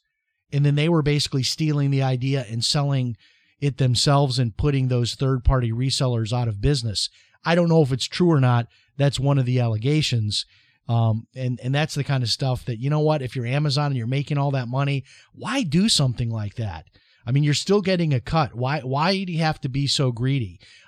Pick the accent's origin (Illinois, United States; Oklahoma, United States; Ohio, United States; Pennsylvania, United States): Illinois, United States; Chicago; It's like when I was growing up in Chicago, the ice cream guy would stop at my driveway.